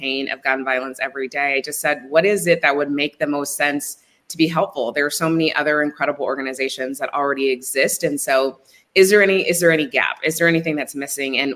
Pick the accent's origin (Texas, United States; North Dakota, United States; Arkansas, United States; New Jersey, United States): Texas, United States; Midland; moved away; I am from Midland, Texas, and I live in Texas now, but have lived all over the world.